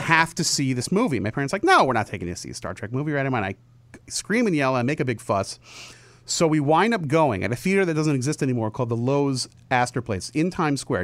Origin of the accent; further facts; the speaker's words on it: New Jersey, United States; I grew up in New Jersey